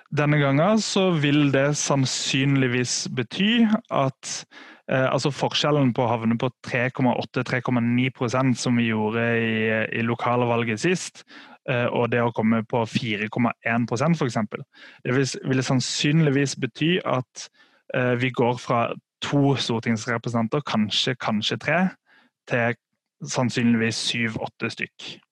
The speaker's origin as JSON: {"language": "Norwegian", "region": "Sørlandet", "country": "Norway", "said": "jeg er fra Sørlandet sjøl"}